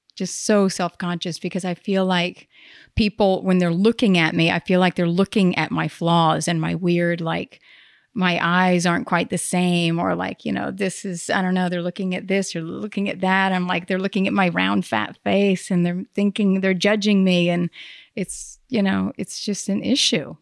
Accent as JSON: {"language": "English", "area": "the Bible Belt", "region": "the South", "country": "United States", "tie": "born or raised there", "moved": "yes", "said": "I grew up in the Bible Belt."}